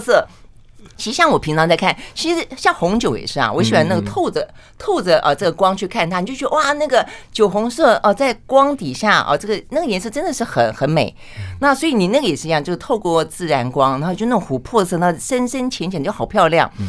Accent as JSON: {"language": "Chinese", "region": "southern Taiwan", "country": "Taiwan", "said": "因为我是南部人"}